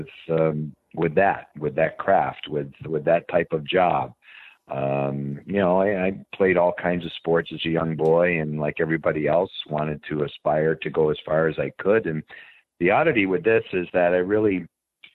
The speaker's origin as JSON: {"language": "English", "town": "Springfield", "region": "Massachusetts", "country": "United States", "tie": "born or raised there", "also_born_or_lived": "Hartford, Connecticut", "moved": "as an adult", "said": "I grew up in Springfield, Massachusetts, 90 miles west of Boston."}